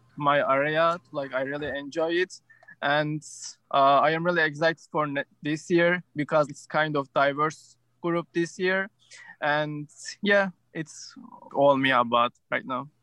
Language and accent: English; Turkey; moved away as an adult; now in United States; I was born in Turkey, uh, and when I was 18, I came to the United States.